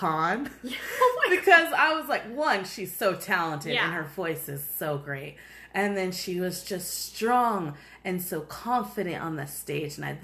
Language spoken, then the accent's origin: English; United States; we're American